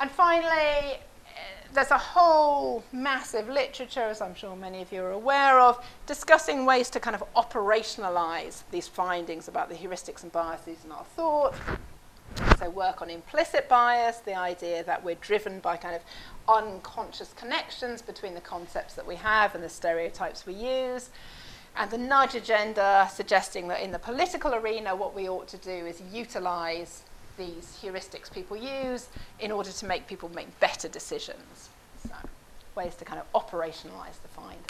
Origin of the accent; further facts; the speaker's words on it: Oxford, South East England, United Kingdom; I'm from Oxford